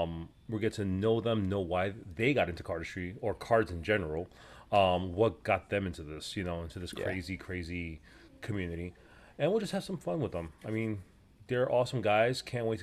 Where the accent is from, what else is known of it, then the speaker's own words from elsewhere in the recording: New York, United States; I'm from Manhattan. Manhattan? Born and raised.